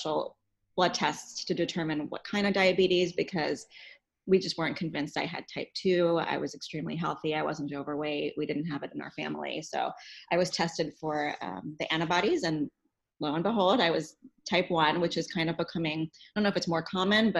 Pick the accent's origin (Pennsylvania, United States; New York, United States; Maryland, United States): New York, United States; New York City; moved away as an adult; now in Cincinnati, United States; I am from New York City originally. I moved here to go to CCM, which is the Conservatory of Music here in Cincinnati.